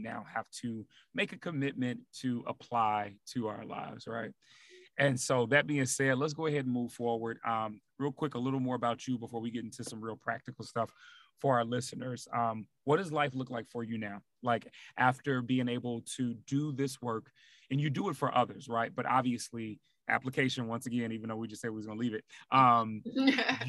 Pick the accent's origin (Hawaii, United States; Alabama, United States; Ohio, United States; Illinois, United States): Illinois, United States; Chicago; moved away as an adult; now in Seattle, United States; Chicago, like, just born and raised there, but even being in Seattle for the last 5 years now